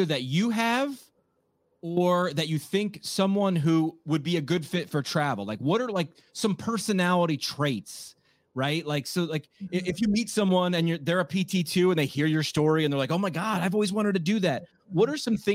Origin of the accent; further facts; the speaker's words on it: New York, United States; I'm from New York